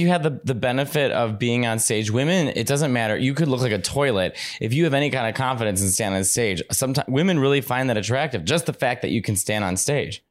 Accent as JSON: {"language": "English", "town": "Chicago", "region": "Illinois", "country": "United States", "tie": "born or raised there", "said": "I grew up in Chicago"}